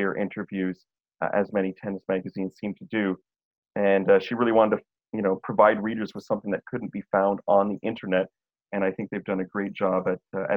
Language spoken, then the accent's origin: English; Montreal, Quebec, Canada; now in Toronto, Canada; the corner stores where I was growing up in Montreal at the Dépanneur